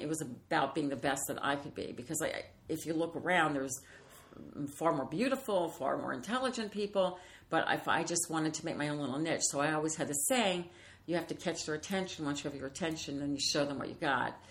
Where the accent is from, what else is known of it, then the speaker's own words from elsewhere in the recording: New Orleans, Louisiana, United States; moved away; I'm from New Orleans